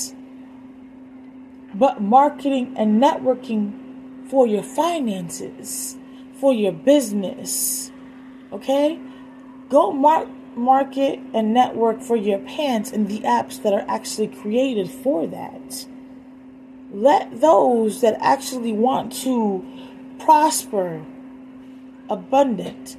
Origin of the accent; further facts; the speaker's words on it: Puerto Rico; moved away; my hometown in Puerto Rico